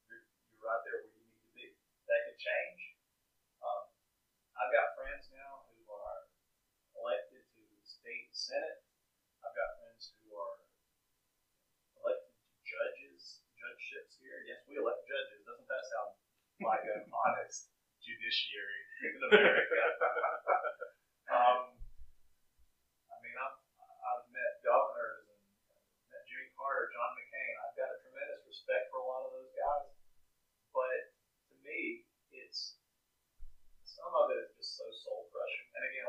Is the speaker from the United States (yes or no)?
no; Australia; I'm from Australia.